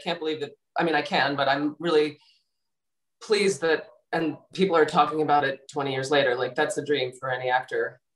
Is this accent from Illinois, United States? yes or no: no; New York City, New York, United States; I'm born and raised in New York City